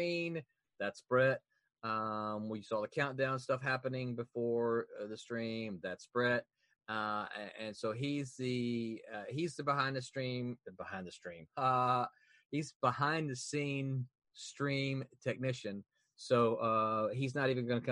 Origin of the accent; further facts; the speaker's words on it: Mississippi, United States; now in Florida, United States; I'm from Mississippi